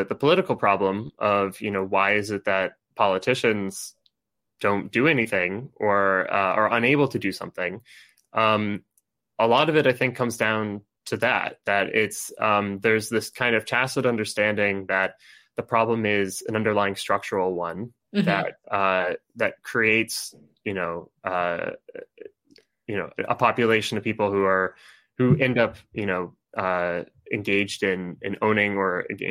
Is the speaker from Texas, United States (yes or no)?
no; Connecticut, United States; moved away; I'm from Connecticut. I don't live in Connecticut right now